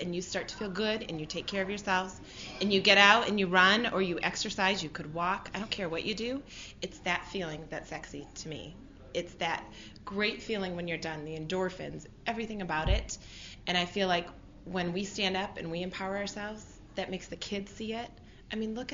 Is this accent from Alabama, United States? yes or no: no; Northern Michigan, United States; I'm from Northern Michigan